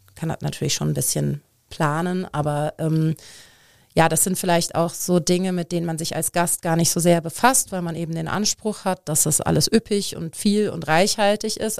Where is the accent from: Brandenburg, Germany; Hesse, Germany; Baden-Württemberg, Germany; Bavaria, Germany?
Hesse, Germany; Frankfurt; moved away as an adult; also born or lived in Munich; now in Cologne, Germany; ich bin eigentlich gebürtige Frankfurterin, bin vor zweieinhalb Jahren äh, knapp nach Köln gekommen